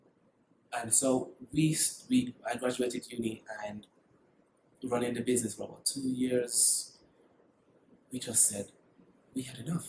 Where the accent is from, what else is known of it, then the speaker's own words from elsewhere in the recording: Jamaica; also born or lived in United Kingdom; now in Mexico; I'm a tropical guy, born and raised in Jamaica.